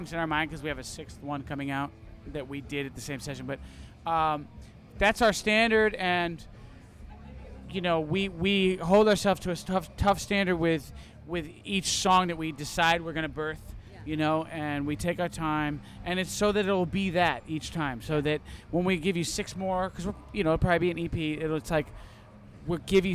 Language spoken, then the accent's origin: English; Maine, United States; born or raised there; also born or lived in Plymouth, Massachusetts; now in Los Angeles, United States